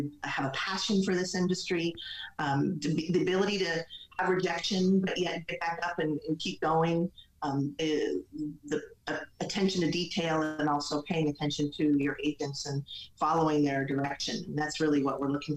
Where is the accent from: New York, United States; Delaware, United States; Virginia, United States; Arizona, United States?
Arizona, United States; also born or lived in San Diego; I grew up in Arizona, born and raised